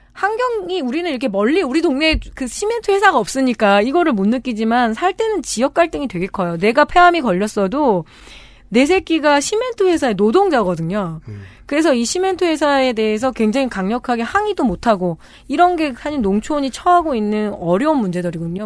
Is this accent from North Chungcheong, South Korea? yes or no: yes; Chungju, North Chungcheong, South Korea; 제가 어렸을 때이 충주에서 컸다고 그랬잖아요